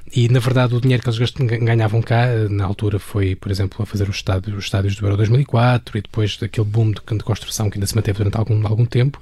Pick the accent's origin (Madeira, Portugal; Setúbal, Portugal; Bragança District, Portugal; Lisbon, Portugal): Lisbon, Portugal; Alverca do Ribatejo; em Alverca, onde, onde eu cresci